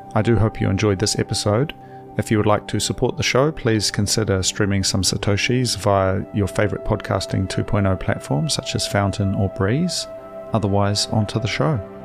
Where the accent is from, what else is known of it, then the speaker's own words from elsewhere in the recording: Hastings, Hawke's Bay, New Zealand; now in Wellington, New Zealand; I'm from Hastings